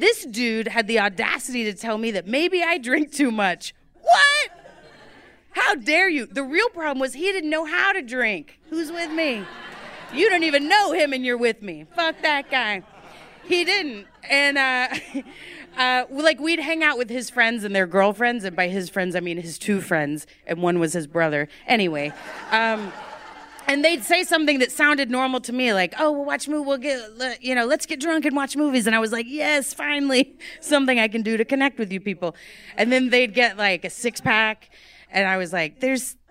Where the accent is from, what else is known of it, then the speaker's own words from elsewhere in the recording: Texas, United States; I'm Texan.